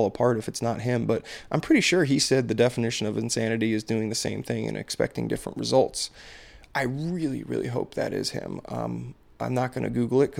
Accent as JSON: {"language": "English", "region": "Maryland", "country": "United States", "said": "I'm from Maryland"}